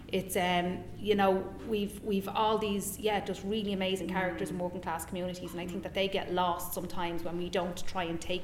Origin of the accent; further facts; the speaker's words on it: Tallaght, Leinster, Ireland; I'm from Talla.